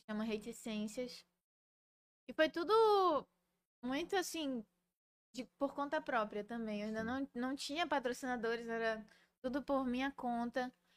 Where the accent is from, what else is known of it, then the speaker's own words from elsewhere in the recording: Belém, Pará, Brazil; sou de Belém